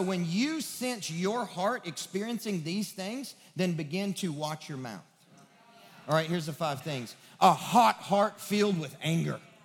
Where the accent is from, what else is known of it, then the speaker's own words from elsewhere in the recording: West Kentucky, United States; now in Nashville, United States; I'm from the sticks of West Kentucky